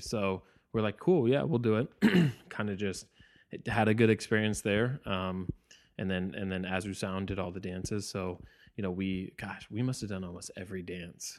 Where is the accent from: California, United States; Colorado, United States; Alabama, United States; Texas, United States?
California, United States; Bay Area; growing up in the Bay Area